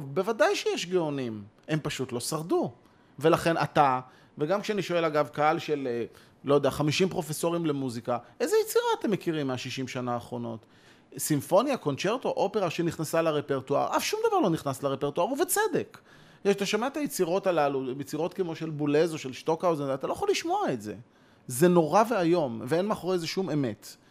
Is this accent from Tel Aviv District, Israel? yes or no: yes; near Bnei Brak, Tel Aviv District, Israel; אני גדלתי ליד בני ברק